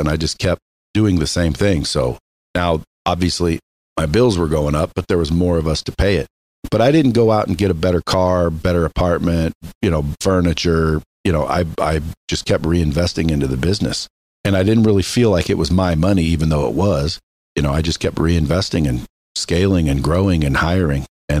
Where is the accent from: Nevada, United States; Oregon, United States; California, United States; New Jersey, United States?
Oregon, United States; born or raised there